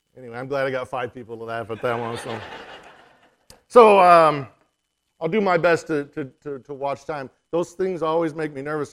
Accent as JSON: {"language": "English", "area": "Yakama Nation", "region": "Washington", "country": "United States", "said": "we're from the Yakima Nation"}